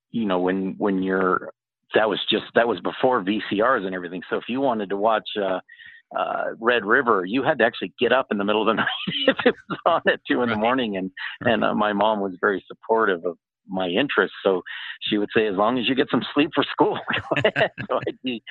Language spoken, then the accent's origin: English; Los Angeles, California, United States; also born or lived in San Francisco; I was raised in the Los Angeles, Orange County area, and then in San Francisco for a while